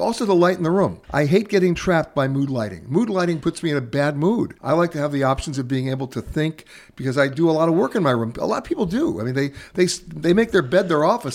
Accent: New York, United States; also born or lived in Los Angeles; I'm from New York, and, and, you know, I grew up in neighborhoods.

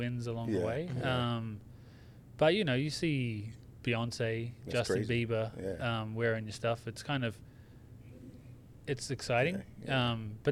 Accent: Australia; moved away; I was a kid growing up in Australia

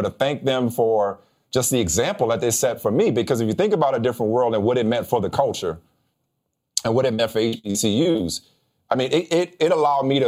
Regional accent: New Orleans, Louisiana, United States; growing up in New Orleans, practically my entire family went to Xavier University in New Orleans.

